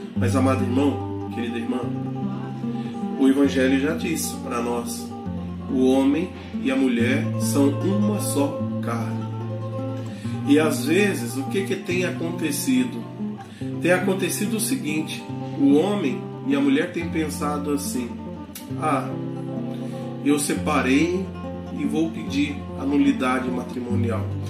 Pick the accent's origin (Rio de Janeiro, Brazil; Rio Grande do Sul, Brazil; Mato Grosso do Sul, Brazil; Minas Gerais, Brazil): Minas Gerais, Brazil; Varginha; moved away as an adult; also born or lived in Imperatriz, Maranhão; now in Parauapebas, Brazil; sou natural da cidade de Varginha, sul de Minas Gerais